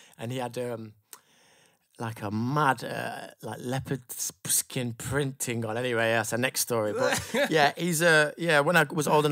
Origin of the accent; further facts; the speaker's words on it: Sheffield, Yorkshire and the Humber, United Kingdom; moved away as an adult; also born or lived in West London; now in London, United Kingdom; I'm from Sheffield. I lived in this area now for, I think, about 8 years, which is West London.